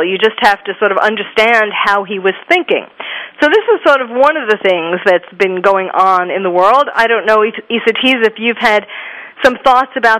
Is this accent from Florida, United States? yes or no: no; New York City, New York, United States; I was born and raised in New York City and trained at Bellevue, so I had a Manhattan office